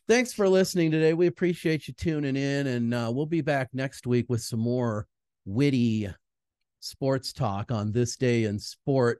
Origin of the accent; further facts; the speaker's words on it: Minnesota, United States; I'm from Minnesota